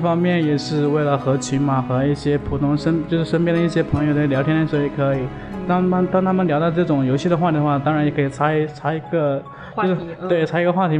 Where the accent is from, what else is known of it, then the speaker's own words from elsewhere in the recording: Hengyang, Hunan, China; moved away as an adult; also born or lived in Guangzhou; now in Shenzhen, China; 我是来自于衡山脚衡山脚下的一个，就是咱们开国元帅罗罗罗元衡的一个